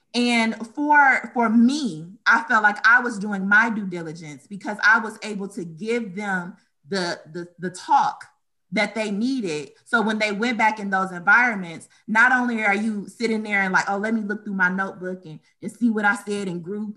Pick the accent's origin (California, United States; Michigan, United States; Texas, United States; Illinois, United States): Michigan, United States; Detroit; also born or lived in Romulus, Michigan; I was born and raised in Detroit, Michigan